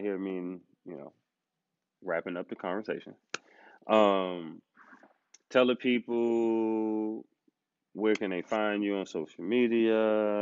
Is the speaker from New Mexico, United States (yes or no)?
no; New York, United States; I'm from New York